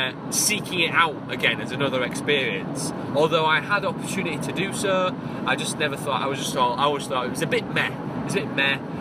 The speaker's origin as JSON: {"language": "English", "town": "Hull", "region": "Yorkshire and the Humber", "country": "United Kingdom", "tie": "born or raised there", "said": "Hull, the City of Culture 2017. That's my hometown"}